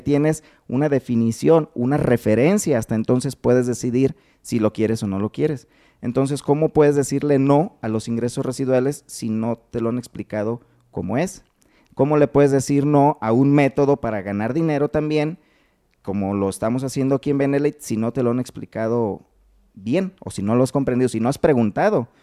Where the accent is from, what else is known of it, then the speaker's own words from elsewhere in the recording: Uruapan, Michoacán, Mexico; De Uruapan